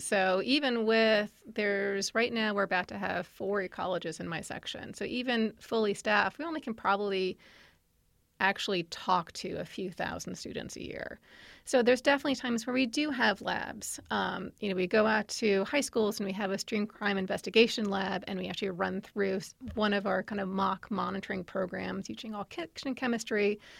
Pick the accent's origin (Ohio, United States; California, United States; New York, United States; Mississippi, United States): New York, United States; moved away as an adult; now in Virginia, United States; I'm from New York